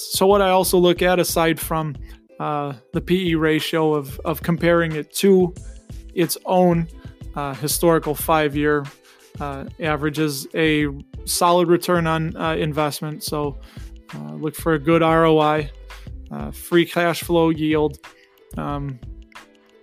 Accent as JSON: {"language": "English", "area": "Chicago suburbs", "region": "Illinois", "country": "United States", "tie": "born or raised there", "said": "born and raised in the Chicago suburbs. I think you can tell by my accent."}